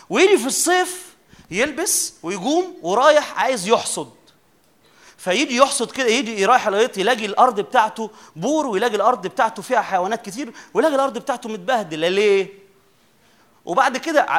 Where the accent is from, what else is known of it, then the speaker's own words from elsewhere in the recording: Upper Egypt, Egypt; عندنا في الصعيد يقولوا لفظ كده على المؤمن اللي بيجي للرب